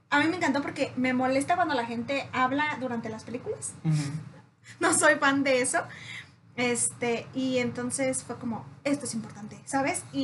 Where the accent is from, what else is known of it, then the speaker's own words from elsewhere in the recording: Mexico; No, excuse me, somos mexicanos.